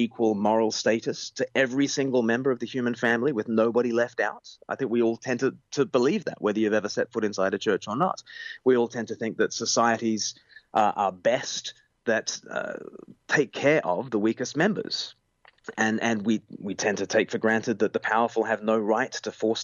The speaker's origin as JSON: {"language": "English", "country": "Australia", "tie": "born or raised there", "moved": "yes", "lives_now": "United Kingdom", "said": "I grew up in Australia, and I now live in the UK"}